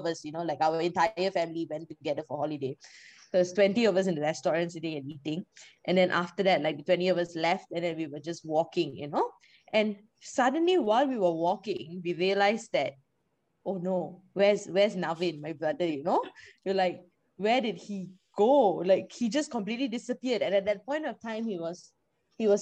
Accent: Malaysia; moved away as an adult; now in Dublin, Ireland; I am from Malaysia.

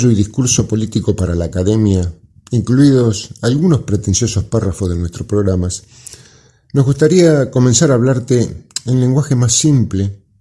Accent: Argentina; somos parte de la Argentina de los derechos sociales establecidos.

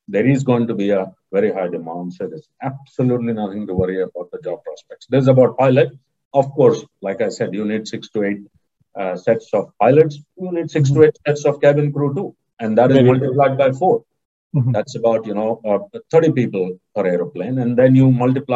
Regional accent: Mangalore, Karnataka, India; Mangalore, my hometown

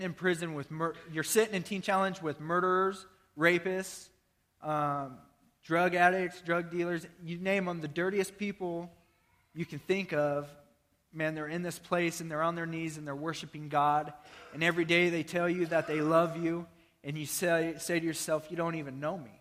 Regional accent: Nebraska, United States; I'm from Nebraska, Iowa

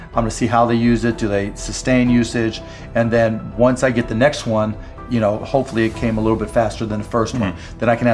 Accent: Pittsburgh, Pennsylvania, United States; I grew up in Pittsburgh

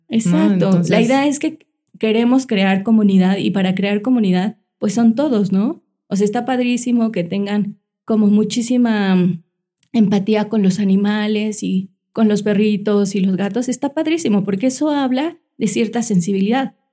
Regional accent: Mexico City, Mexico; nosotros venimos de la Ciudad de México y buscamos espacios que donde fueran colonias seguras, cerca de parques

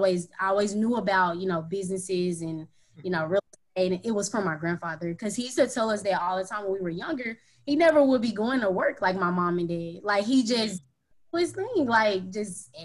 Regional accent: Dallas, Texas, United States; also born or lived in Houston, Texas; I'm from Dallas, Texas

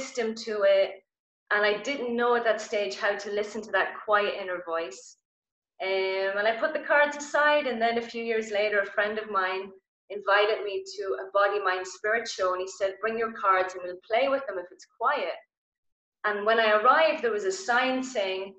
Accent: Ireland; I'm Irish

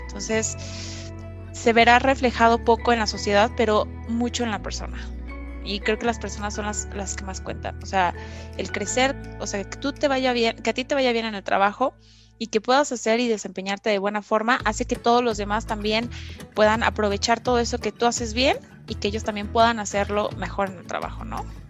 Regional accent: Mexico; nacimos en México

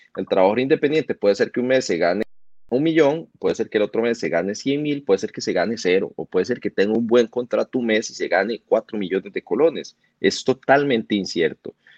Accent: Costa Rica; nosotros como costarricenses

